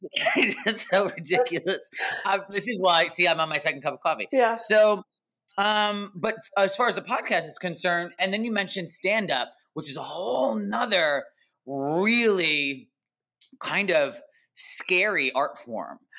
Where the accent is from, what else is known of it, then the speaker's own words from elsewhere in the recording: East Coast, United States; moved away as an adult; now in Los Angeles, United States; I'm actually originally an East Coaster, New Jersey and New York.